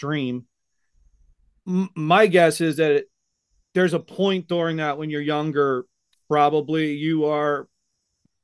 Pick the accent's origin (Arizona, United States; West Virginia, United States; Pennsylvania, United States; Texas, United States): Pennsylvania, United States; Philadelphia; my hometown team, the Philadelphia Flyers